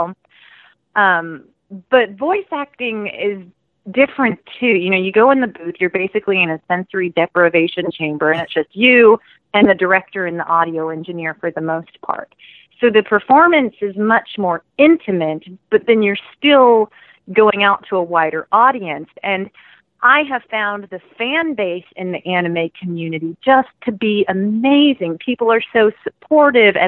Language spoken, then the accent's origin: English; Houston, Texas, United States; moved away as an adult; now in Dallas, United States; Originally, I'm from Houston